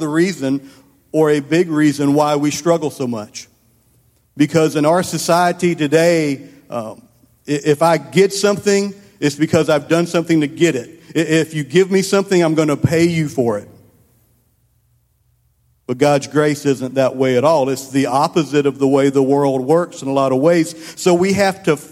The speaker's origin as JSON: {"language": "English", "town": "Columbia", "country": "United States", "tie": "born or raised there", "said": "I grew up over in Columbia."}